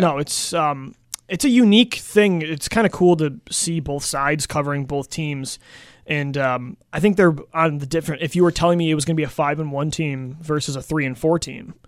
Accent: Buffalo, New York, United States; I love Buffalo as my, my hometown

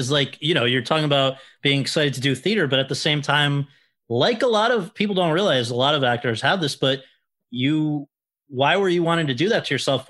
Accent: Woodbridge, Connecticut, United States; I'm from Woodbridge, Connecticut, a little tiny dinky place, which is adjacent to Bethany, Connecticut

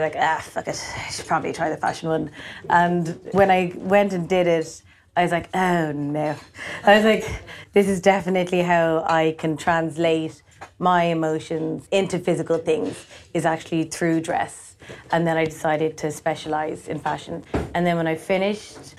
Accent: Dublin, Leinster, Ireland; moved away as an adult; now in London, United Kingdom; I grew up in Dublin

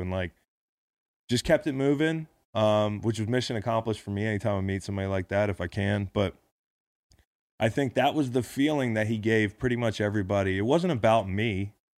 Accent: United States; being an American

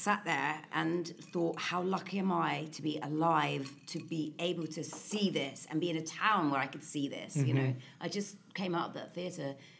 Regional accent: London, United Kingdom; I'm a Londoner.

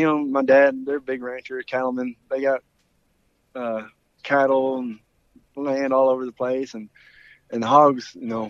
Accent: Wills Point, Texas, United States; I am from Texas. I'm from East Texas. In Willis Point, Texas. It's about an hour east of Dallas, out in the country.

